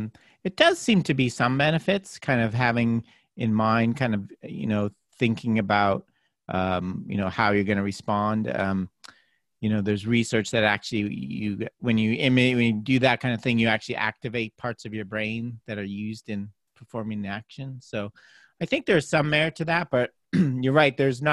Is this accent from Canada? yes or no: yes; Canada; I grew up playing hockey in Canada